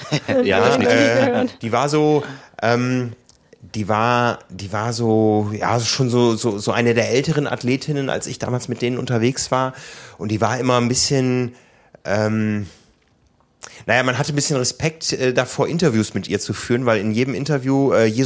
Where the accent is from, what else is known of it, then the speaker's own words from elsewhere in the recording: Hamburg, Germany; Ja, ich glaube, das geht in Frankfurt dann so ähnlich wie bei uns in Hamburg